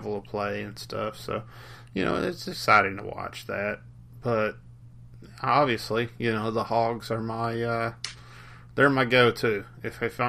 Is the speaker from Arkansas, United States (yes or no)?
yes; Arkansas, United States; I grew up in Arkansas, and I grew up there in the '90s